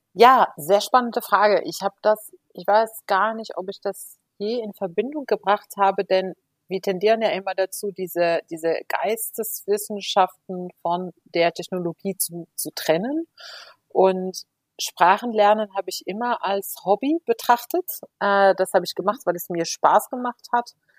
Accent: Morocco; first language Moroccan Arabic; German is a second language; moved away as an adult; also born or lived in Spain; ich bin ja in Marokko geboren und aufgewachsen

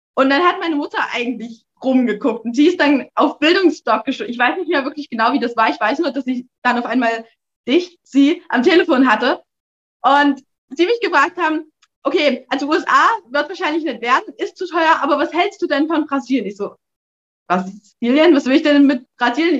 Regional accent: Erzgebirge, Saxony, Germany; ich komme aus dem Erzgebirge

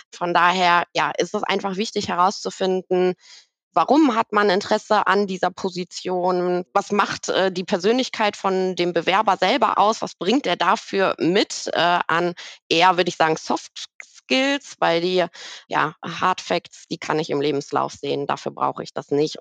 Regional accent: Bochum, North Rhine-Westphalia, Germany; also ich bin gebürtige Bochumerin, äh, in Bochum geboren

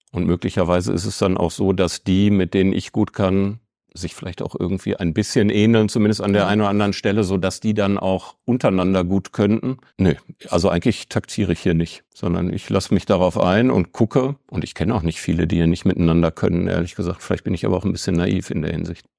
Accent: Bochum, North Rhine-Westphalia, Germany; moved away as an adult; now in Bielefeld, Germany; Ich bin wirklich sehr stolz auf die Region, aus der ich komme. Und es ist auch nicht der ganze Ruhrpott, sondern es ist wirklich Bochum. Ich bin Bochumer

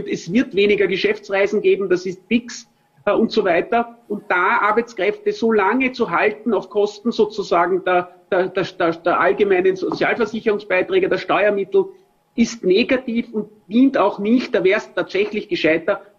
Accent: Vienna, Austria; zumindest als Wiener sage ich

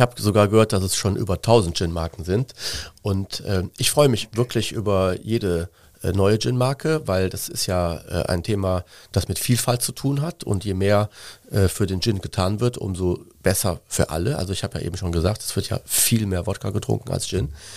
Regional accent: Cologne, North Rhine-Westphalia, Germany; ich bin in Köln geboren. Ich bin ein äh, Innenstadtkind auf der Schildergasse im Antonita-Kindergarten zur, zum kind, in den Kindergarten gegangen

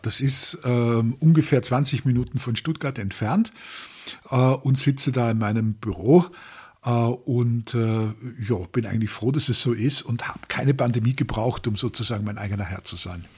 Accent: Austria; ich komme aus Österreich und bin in einer Industrieregion aufgewachsen

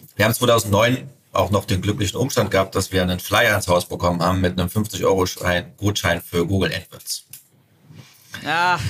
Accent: Suhl, Thuringia, Germany; also born or lived in Sebnitz, Saxony / St. Petersburg, Russia / Dresden; in Sebnitz geboren und dann nach zwei Jahren, äh, für drei Jahre nach St. Also nach St. Petersburg und ausgewandert. Und dann irgendwann mit meinen Eltern wieder nach Suhl.

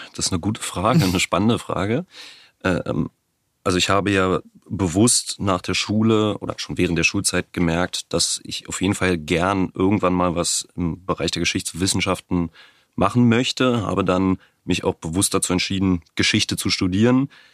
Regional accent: Brandenburg, Germany; ich bin in Brandenburg geboren, lebe nach wie vor in Brandenburg, habe in Potsdam studiert, also durch und durch Brandenburger

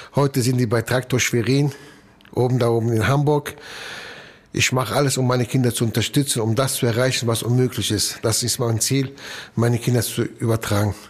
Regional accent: Italy; now in Germany; ich bin Italiener

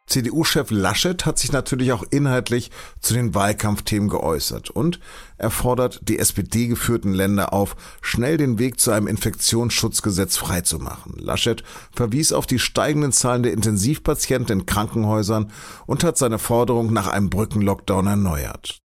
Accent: Hanover, Lower Saxony, Germany; now in Munich, Germany; man hört es, ich bin Hannoveraner und bin kein Bayer, obwohl ich sozusagen für die Süddeutsche Zeitung arbeite und in München sitze

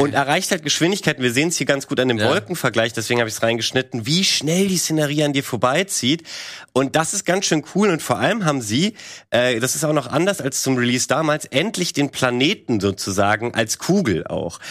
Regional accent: Germany; bei uns in Deutschland

